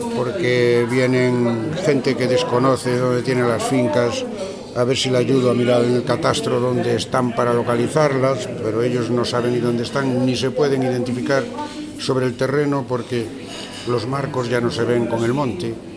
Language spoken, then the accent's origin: Spanish; Sotero de Bodas, Castile and León, Spain; en mi pueblo, que es Sotero de Bodas